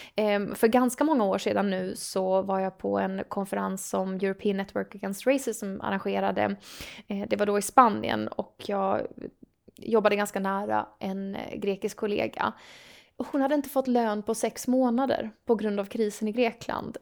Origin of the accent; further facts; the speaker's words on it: Sweden; om man är uppvuxen i en liten ort i Sverige